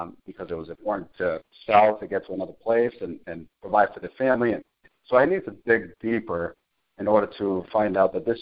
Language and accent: English; Cambridge, Massachusetts, United States; also born or lived in Chelsea, Massachusetts / Salem, Massachusetts; Boston, Massachusetts. Grew up in Cambridge, bounced around from Cambridge to Chelsea